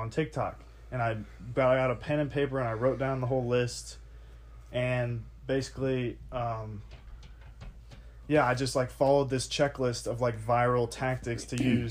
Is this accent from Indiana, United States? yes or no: yes; Indiana, United States; moved away as an adult; also born or lived in California / Oregon; I was born in California, raised in Indiana